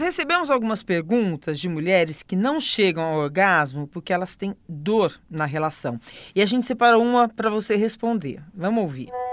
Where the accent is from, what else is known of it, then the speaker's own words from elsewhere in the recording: Recife, Pernambuco, Brazil; tenho 43 anos, sou da cidade do Recife, Pernambuco